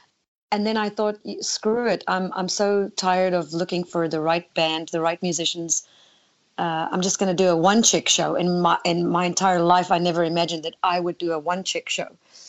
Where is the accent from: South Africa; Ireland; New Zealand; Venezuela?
South Africa; also born or lived in Netherlands; now in United States; Well, I moved from South Africa to Holland first because I, as a young girl, my mindset was America.